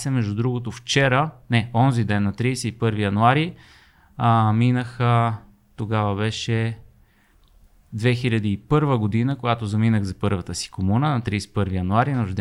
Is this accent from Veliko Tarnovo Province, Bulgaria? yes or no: no; Sofia, Sofia City, Bulgaria; в която {S3} израснах, в квартала, в Красна поляна, Люлин, учих в Люлин